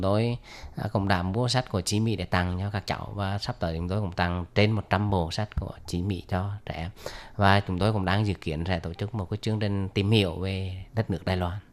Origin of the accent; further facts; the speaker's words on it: Huế, Thua Thien Hue, Vietnam; đến từ à, Huế của Việt Nam